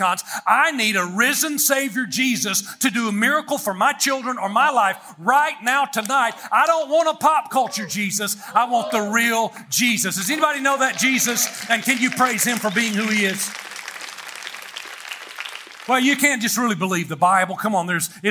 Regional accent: United States

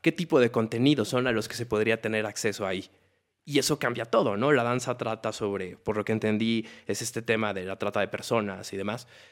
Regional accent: Mexico; como mexicanos

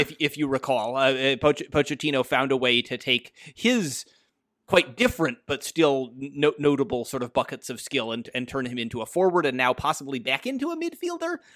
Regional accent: United States; As an American

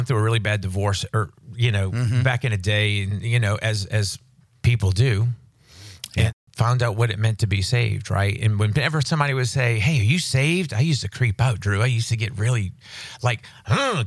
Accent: New Orleans, Louisiana, United States; I grew up in New Orleans early in my life

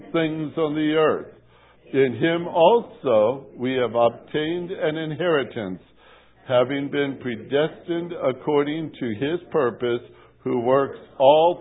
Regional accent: Portage, Indiana, United States; moved away; As a youngster growing up in Portage, Indiana

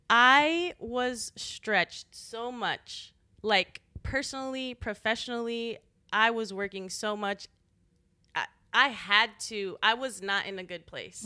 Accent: El Paso, Texas, United States; moved away as an adult; also born or lived in San Antonio; now in Austin, United States; I'm from El Paso, on the border.

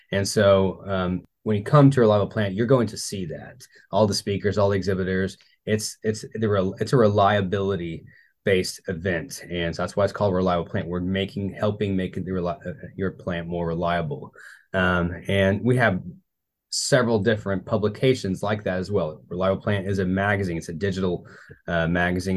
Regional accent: Tulsa, Oklahoma, United States; moved away as an adult; in Tulsa, Oklahoma, that's my hometown.

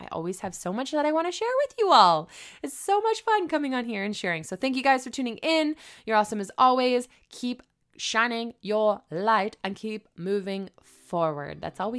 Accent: Canada; Can I even work here being as though I'm a Canadian?

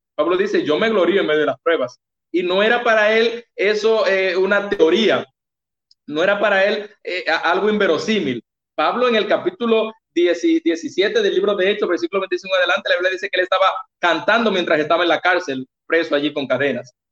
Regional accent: Baní, Peravia, Dominican Republic; me mandaron a la sucursal de donde yo soy, que soy de Baní

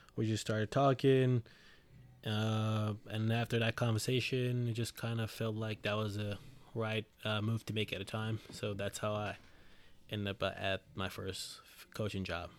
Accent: Jamaica; now in New Jersey, United States; originally from Jamaica, moved there in two thousand seven. Uh, I've been residing in Jersey since two thousand eleven

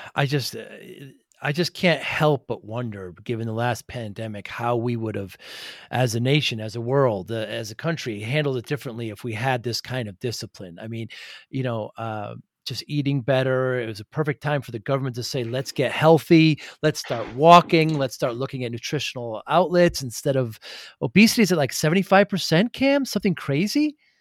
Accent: Northeast, United States; I'm from the Northeast

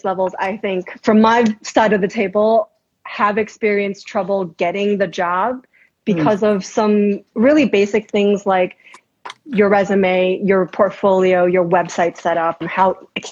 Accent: New York City, New York, United States; New York. So Queens, New York. Yeah. And that was like elementary school

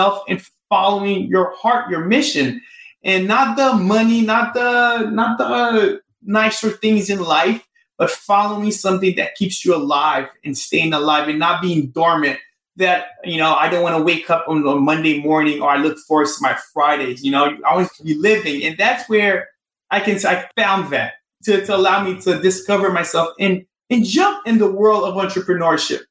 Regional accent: Haiti; moved away; I'm from Haiti

